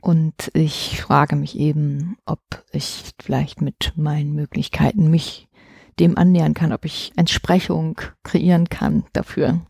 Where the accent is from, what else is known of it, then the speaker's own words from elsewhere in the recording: Dresden, Saxony, Germany; Ich komme aus Dresden, ich bin in der DDR geboren und aufgewachsen